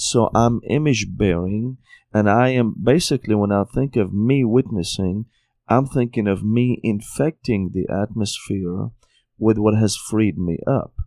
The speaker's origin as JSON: {"language": "English", "country": "Syria", "tie": "born or raised there", "also_born_or_lived": "Tennessee, United States", "moved": "as an adult", "lives_now": "United States", "said": "I was born and raised in Syria"}